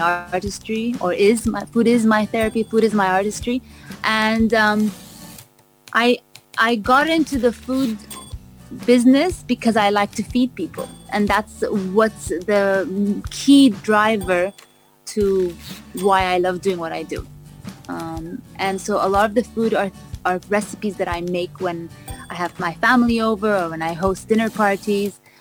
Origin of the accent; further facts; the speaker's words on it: Vancouver, British Columbia, Canada; also born or lived in London; now in Dubai, United Arab Emirates; I was born in London. I was raised in Vancouver